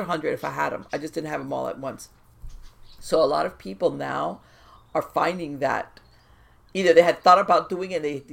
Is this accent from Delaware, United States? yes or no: no; South Florida, United States; I was born in South Florida. I grew up in South Florida